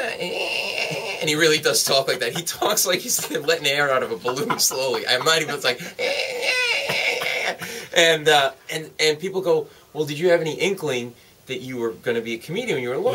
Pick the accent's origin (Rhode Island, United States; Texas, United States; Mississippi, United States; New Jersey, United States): Rhode Island, United States; moved away as an adult; also born or lived in New York City; now in New York, United States; I grew up in Rhode Island, but I ended up in New York actually as a lawyer before.